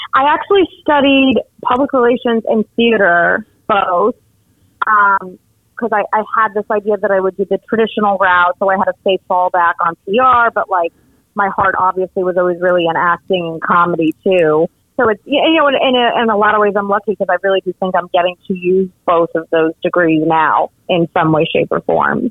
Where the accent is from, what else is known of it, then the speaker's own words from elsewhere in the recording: Miami, Florida, United States; also born or lived in North Jersey, New Jersey; I did grow up and was raised in Miami